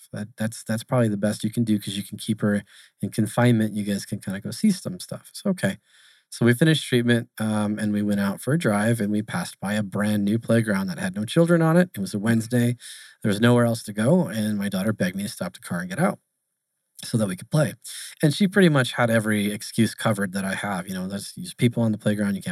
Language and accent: English; Arizona, United States; I'm born and raised in Arizona. So I stayed here. I never left